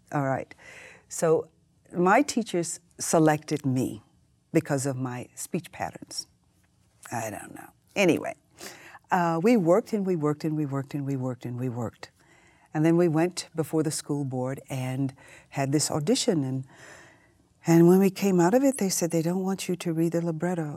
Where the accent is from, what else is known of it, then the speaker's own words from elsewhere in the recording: Houston, Texas, United States; I grew up in Houston, Texas